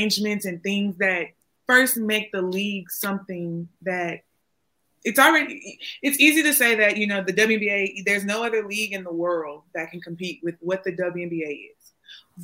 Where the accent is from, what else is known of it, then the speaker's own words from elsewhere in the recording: Houston, Texas, United States; I'm from Houston